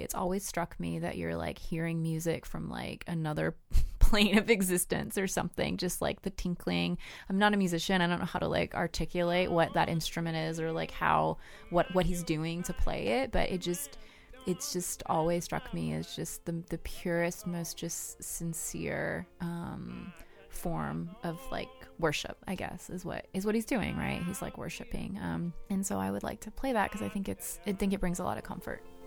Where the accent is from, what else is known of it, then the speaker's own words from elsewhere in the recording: the South, United States; I grew up in the South